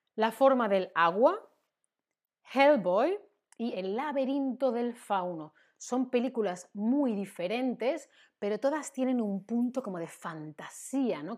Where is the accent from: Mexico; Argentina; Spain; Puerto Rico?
Spain; soy española, soy de España